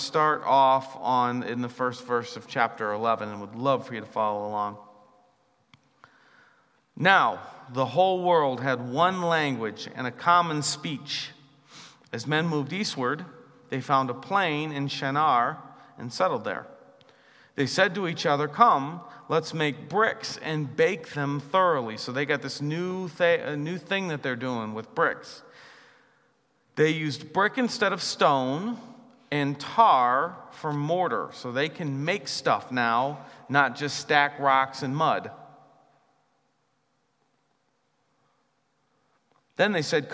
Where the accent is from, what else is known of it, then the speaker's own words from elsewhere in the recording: United States; I'm an American